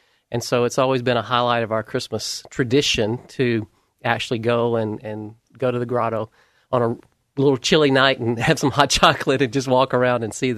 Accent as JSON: {"language": "English", "region": "South Georgia", "country": "United States", "moved": "as an adult", "lives_now": "Portland, United States", "said": "No, I'm from South Georgia, so having a place to go during the wintertime for lights is not a typical thing."}